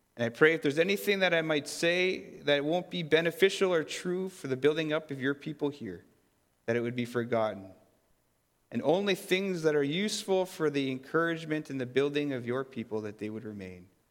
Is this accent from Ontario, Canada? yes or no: no; Fisher River Cree Nation, Manitoba, Canada; now in Kleefeld, Canada; I'm from Fisher River Cree Nation